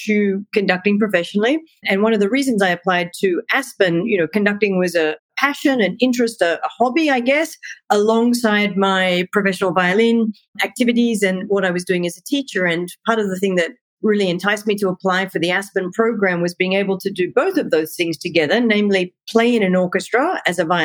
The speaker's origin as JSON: {"language": "English", "country": "Australia", "also_born_or_lived": "Hungary / Germany", "moved": "as an adult", "lives_now": "United States", "said": "I'm originally from Australia"}